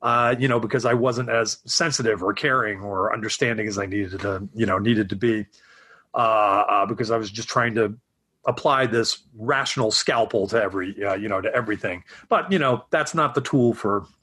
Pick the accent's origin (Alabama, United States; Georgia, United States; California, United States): Georgia, United States; Atlanta; moved away as an adult; also born or lived in Syracuse, New York / Savannah, Georgia / New York City; now in Los Angeles, United States; I grew up in Atlanta, Georgia, and then I went to art school in Savannah, Georgia.